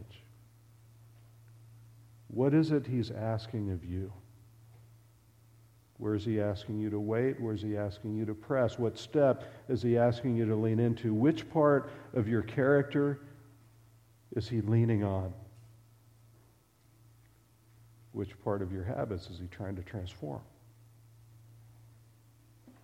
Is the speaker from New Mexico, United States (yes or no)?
no; west coast of Florida, United States; moved away as an adult; also born or lived in Lexington / Nebraska; we grew up in Florida, on the west coast of Florida.